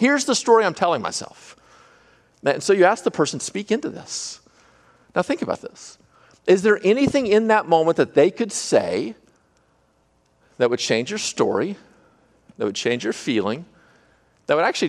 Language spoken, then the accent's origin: English; California, United States; I don't know anything. I'm from California.